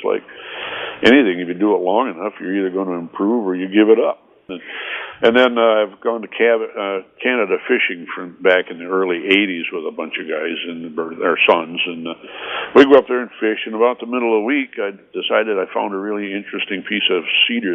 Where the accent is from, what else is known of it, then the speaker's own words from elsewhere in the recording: Sparta, Michigan, United States; also born or lived in Grand Rapids, Michigan; I've lived here in Sparta area all my life